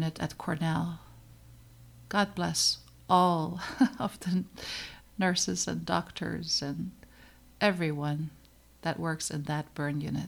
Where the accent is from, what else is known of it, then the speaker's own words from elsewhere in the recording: Netherlands; moved away as an adult; now in United States; I came to the United States from the Netherlands. I was born and raised in the Netherlands.